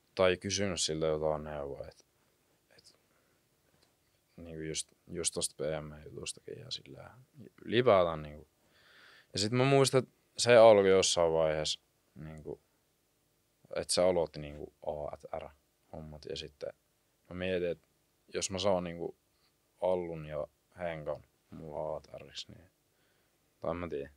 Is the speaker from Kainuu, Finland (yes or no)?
no; Kuopio, North Savo, Finland; now in Jyväskylä, Finland; mä oon niinku Kuopiosta